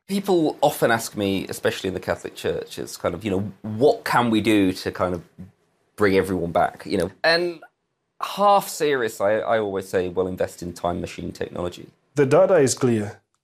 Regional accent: Malawi; moved away as an adult; also born or lived in Liverpool, United Kingdom; now in United Kingdom; Growing up in Africa, growing up in Malawi

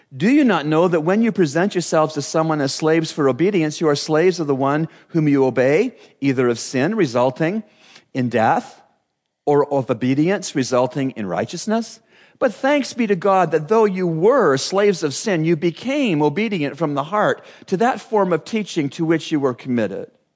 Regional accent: Canada; growing up in Canada, uh, my best friend, John Anderson, lived out every Canadian

